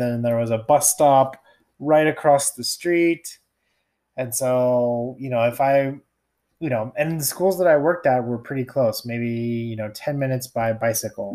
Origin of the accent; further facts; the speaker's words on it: United States; also born or lived in Japan; I'm from the United States